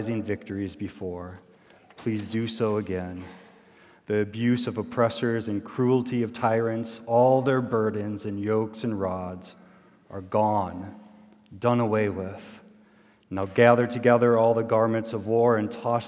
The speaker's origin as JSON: {"language": "English", "town": "Albert Lea", "region": "Minnesota", "country": "United States", "tie": "born or raised there", "moved": "yes", "said": "my hometown, which is Albert Lea, Minnesota"}